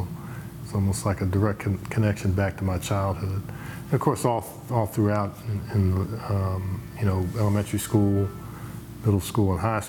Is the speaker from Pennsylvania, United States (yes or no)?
yes; Philadelphia, Pennsylvania, United States; Arts were part of the daily conversation and activities when I grew up in Philadelphia.